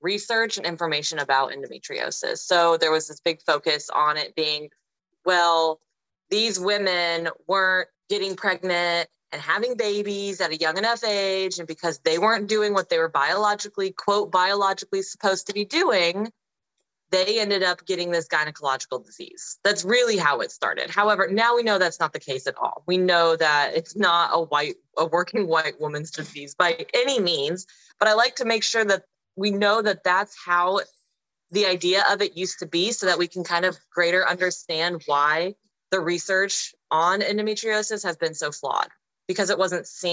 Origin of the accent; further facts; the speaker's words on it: Arizona, United States; I'm from Arizona in the United States